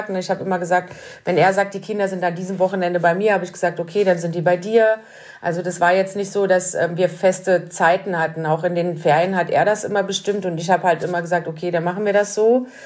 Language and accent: German; Burg, Saxony-Anhalt, Germany; born there; Äh, ich bin in Burg bei Magdeburg geboren.